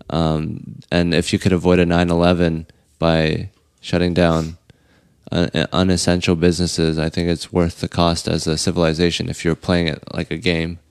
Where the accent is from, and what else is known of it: United States